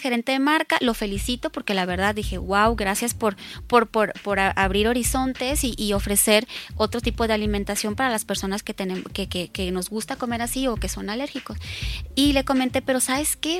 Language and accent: Spanish; Culiacán, Sinaloa, Mexico; also born or lived in Tijuana, Mexico; now in Mexico City, Mexico; De Culiacán, pero viví mucho tiempo en Tijuana, entonces llego a Ciudad de México